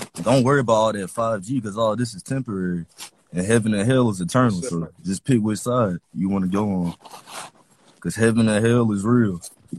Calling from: Columbus, United States; I'm calling from Columbus

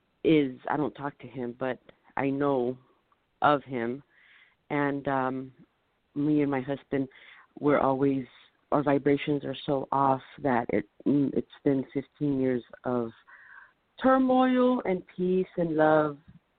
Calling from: California, United States; From California.

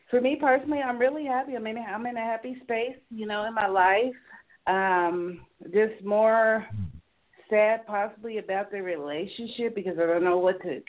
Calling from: Denver, Colorado, United States; I'm calling from Denver.

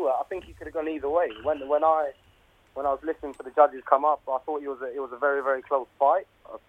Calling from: Essex, East of England, United Kingdom; I'm calling from Essex.

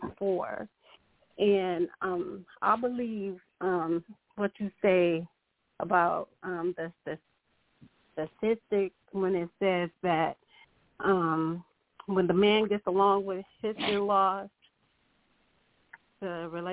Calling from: Grand Rapids, Michigan, United States; Hi, I'm calling from Grand Rapids.

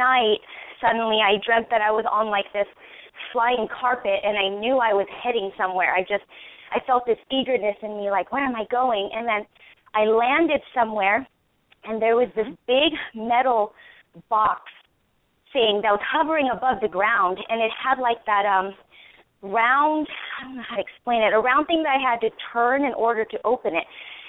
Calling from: California, United States; I'm from California.

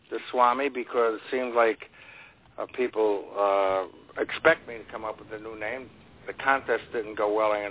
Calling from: Las Vegas, Nevada, United States; I have to tell you right now, I'm calling from McCarran Airport.

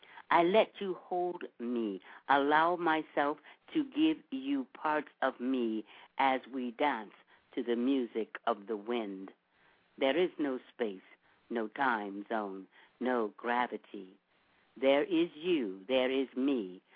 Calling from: Orange County, California, United States; I'm calling from Orange County.

